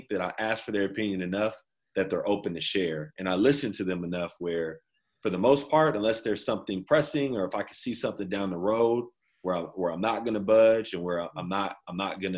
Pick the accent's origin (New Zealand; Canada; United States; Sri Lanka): United States; Inglewood, California; also born or lived in Davis, California; I grew up in Inglewood